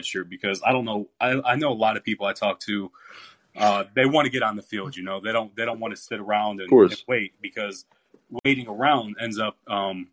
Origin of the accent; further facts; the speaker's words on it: Cleveland, Ohio, United States; now in Tennessee, United States; I'm from Cleveland